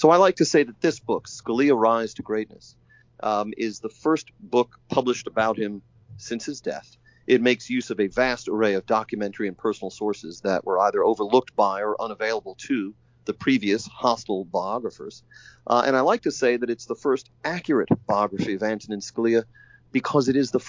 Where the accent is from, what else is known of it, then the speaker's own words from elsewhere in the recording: Staten Island, New York, United States; And I'm an outer borough New Yorker as well. I come from Staten Island.